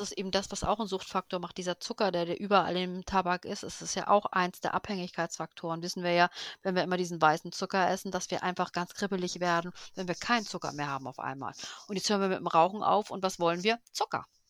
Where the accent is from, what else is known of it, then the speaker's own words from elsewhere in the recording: Hamburg, Germany; ich komme aus Hamburg